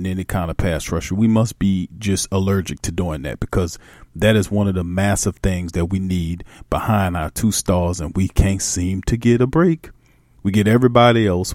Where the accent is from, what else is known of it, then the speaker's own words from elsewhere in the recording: New Orleans, Louisiana, United States; I'm from New Orleans, and that's my vernacular. And being from New Orleans